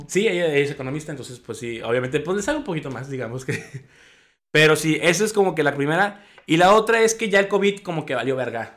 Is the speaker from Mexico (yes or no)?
yes; Mexico; also born or lived in United States